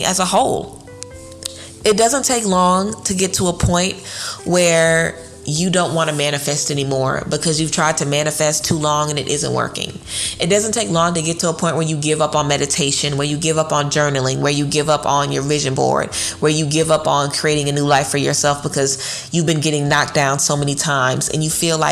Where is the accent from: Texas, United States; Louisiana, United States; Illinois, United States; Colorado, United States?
Louisiana, United States; I'm from Louisiana, you know, I'm familiar with walking into a place and literally being kicked out because they don't want black people at the club.